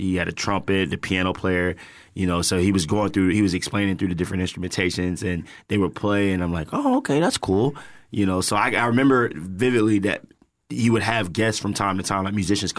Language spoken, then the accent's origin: English; Tampa, Florida, United States; originally from Tampa, grew up, born and raised in Tampa.